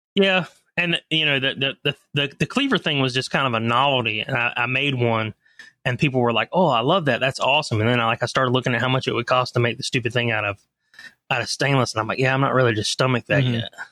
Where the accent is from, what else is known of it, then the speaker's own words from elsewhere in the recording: Leland, North Carolina, United States; also born or lived in Charlotte, North Carolina / Atlanta, Georgia; I grew up in a little town outside of Wilmington, North Carolina called Leland, North Carolina